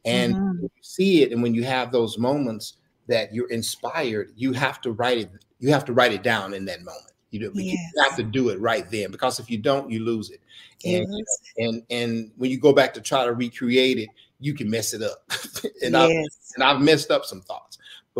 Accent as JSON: {"language": "English", "town": "Dallas", "region": "Texas", "country": "United States", "tie": "born or raised there", "said": "Dallas born and raised"}